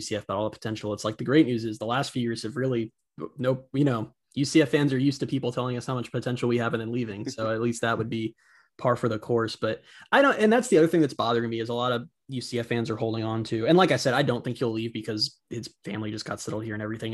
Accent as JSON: {"language": "English", "town": "Orlando", "region": "Florida", "country": "United States", "tie": "born or raised there", "said": "I'm born and raised in Orlando"}